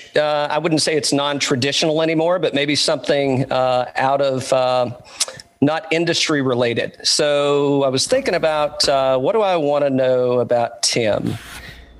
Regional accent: Tri-Cities area, East Tennessee, United States; I'm originally from East Tennessee

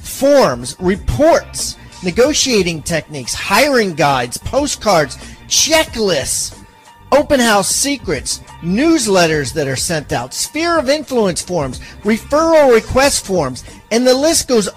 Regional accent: suburb of Baltimore, Maryland, United States; I'm from suburb of Baltimore, Maryland.

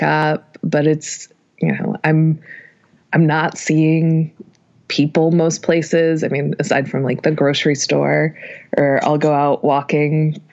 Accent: Reno, Nevada, United States; moved away as an adult; now in Los Angeles, United States; I'm originally from Reno, Nevada

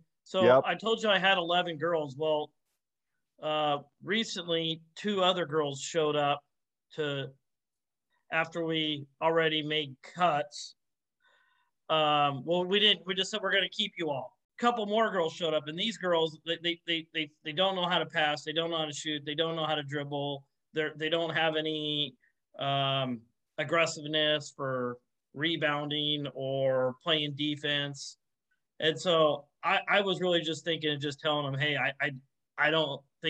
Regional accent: California, United States; I'm from Northern California.

